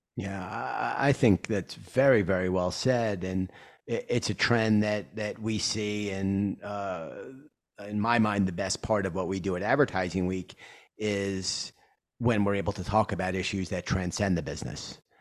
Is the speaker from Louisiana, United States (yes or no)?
no; New York City, New York, United States; I'm a New Yorker